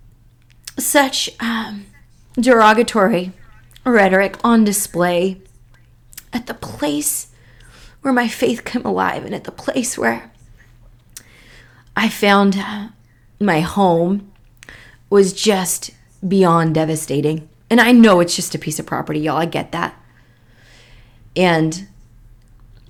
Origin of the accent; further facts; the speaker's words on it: Chehalis, Washington, United States; I grew up in the Chehalis, Washington area